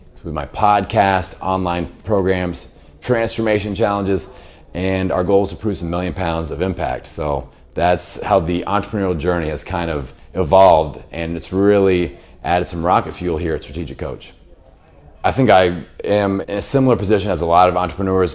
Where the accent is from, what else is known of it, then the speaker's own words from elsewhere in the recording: Bloomington, Indiana, United States; I have a fitness facility in my hometown of Bloomington, Indiana